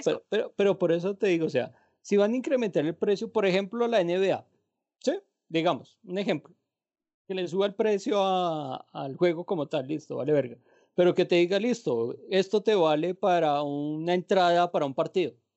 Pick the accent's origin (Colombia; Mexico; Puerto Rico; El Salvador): Colombia; yo soy bien colombiano